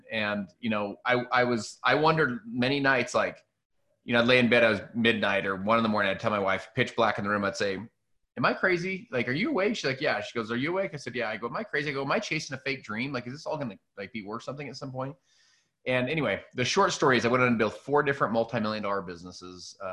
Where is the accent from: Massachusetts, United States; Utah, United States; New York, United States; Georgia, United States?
Utah, United States; Salt Lake City; I'm from Salt Lake City, Utah.